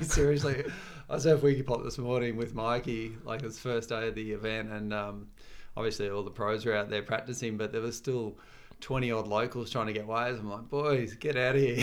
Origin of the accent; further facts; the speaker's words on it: Torquay, Victoria, Australia; moved away as an adult; now in Gold Coast, Australia; when I grew up in Torquay